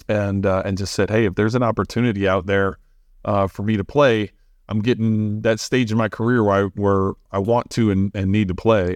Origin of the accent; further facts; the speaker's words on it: St. Louis, Missouri, United States; moved away as an adult; also born or lived in Bloomington, Illinois; I grew up in Saint Louis 'cause we were there, you know, all the way from ten years old until, until I left to college